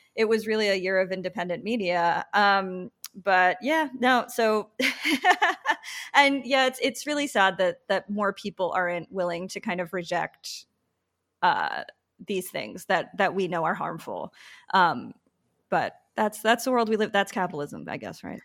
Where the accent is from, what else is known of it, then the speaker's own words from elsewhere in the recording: Patchogue, New York, United States; I grew up in Patchogue on the South Shore